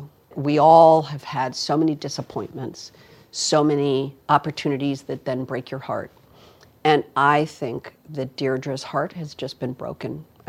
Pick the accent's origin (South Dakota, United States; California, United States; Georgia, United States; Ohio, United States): California, United States; Los Angeles; This is my hometown, right here.